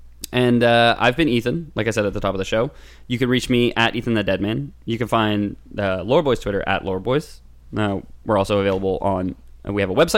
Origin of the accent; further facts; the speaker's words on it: Canada; we're Canadian